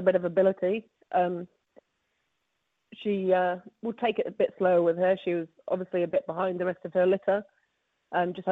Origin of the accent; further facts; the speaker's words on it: England, United Kingdom; moved away as an adult; now in New Zealand; I'm from England